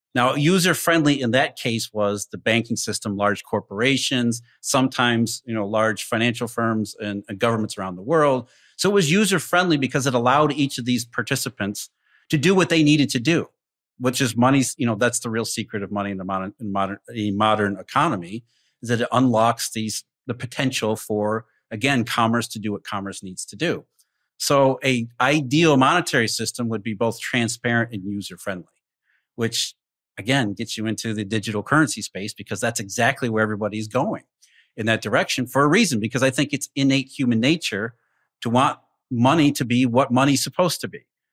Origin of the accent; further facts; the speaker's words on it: Rust Belt, United States; I grew up in the Rust Belt